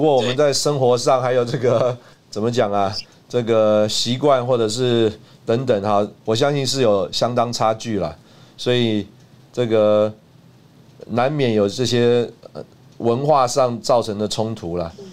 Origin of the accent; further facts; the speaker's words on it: Taiwan; also born or lived in Russia; 那大概我是一个台湾人吧